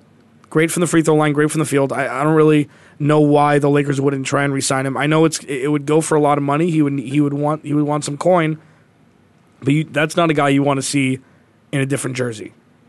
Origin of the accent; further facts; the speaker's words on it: Ohio, United States; I'm from Ohio.